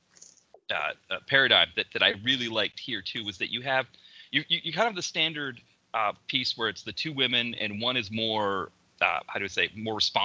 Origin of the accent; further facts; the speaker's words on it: Maine, United States; me growing up in Maine